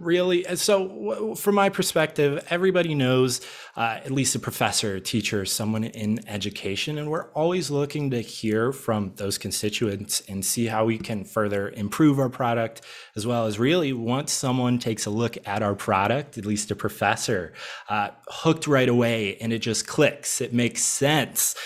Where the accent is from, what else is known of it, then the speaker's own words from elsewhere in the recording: Midwest, United States; now in Arizona, United States; I'm originally from the Midwest